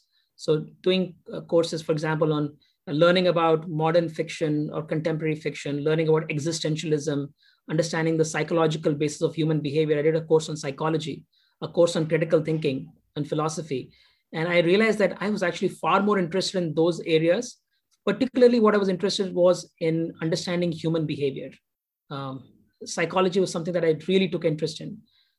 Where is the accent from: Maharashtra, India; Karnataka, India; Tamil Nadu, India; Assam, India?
Assam, India; Duliajan; also born or lived in Andhra Pradesh; Yeah, I was born in Andhra Pradesh, but grew up in Assam. It was an oil township called Duliajan within the state of Assam. It was a pretty average middle class sort of upbringing. There was only one good school in my little town called Duliajan.